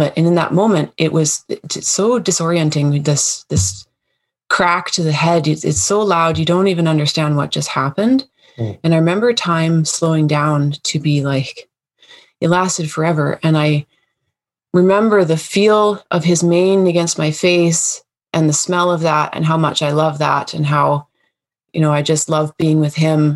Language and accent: English; Coast Mountain Range, British Columbia, Canada; I grew up in the Coast Mountain Range of BC, British Columbia and Canada